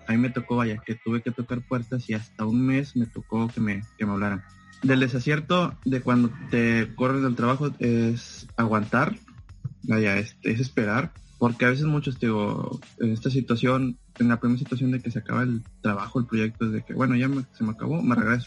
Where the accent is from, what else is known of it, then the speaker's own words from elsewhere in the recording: Ciudad Victoria, Tamaulipas, Mexico; moved away as an adult; also born or lived in Monterrey, Nuevo León; de aquí de donde soy, Ciudad Victoria, Tamaulipas